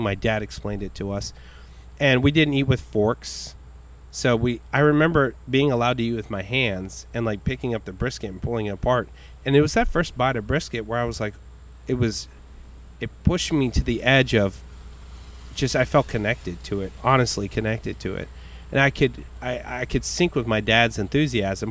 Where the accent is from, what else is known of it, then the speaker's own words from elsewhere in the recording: Richmond, Texas, United States; also born or lived in Bryan, Texas / College Station, Texas / Puerto Rico (family); he moved us to a small, obscure town outside of Houston called Richmond Rosenberg